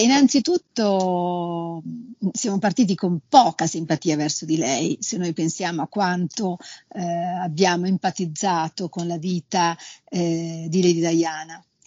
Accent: Liguria, Italy; io sono Ligure

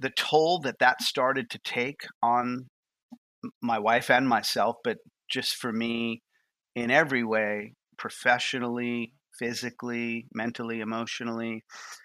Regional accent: New York, United States; moved away as an adult; also born or lived in Boston; now in Nashville, United States; I'm from New York. I'm a Northeasterner

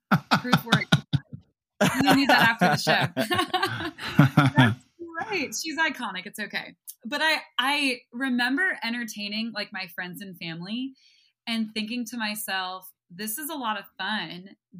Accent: New York, United States; I claim the title as New Yorker. But yeah, I grew up right outside of the city.

